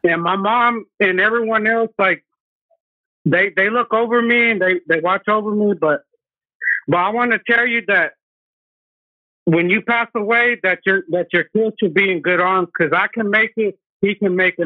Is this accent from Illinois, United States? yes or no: no; West Texas, United States; I'm from Texas